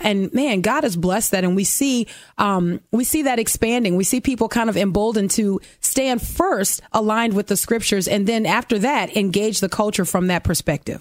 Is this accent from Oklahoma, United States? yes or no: no; New Orleans, Louisiana, United States; also born or lived in Dallas, Texas; My mom left Dallas and moved back to her hometown, New Orleans. And that's where I grew up in a fatherless home